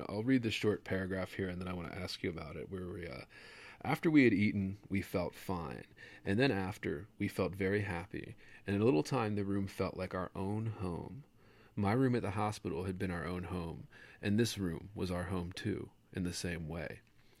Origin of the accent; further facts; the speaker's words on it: Baltimore, Maryland, United States; now in Las Vegas, United States; but I grew up in Baltimore, and I moved to Louisiana for grad school, and now I live in Vegas out here in the desert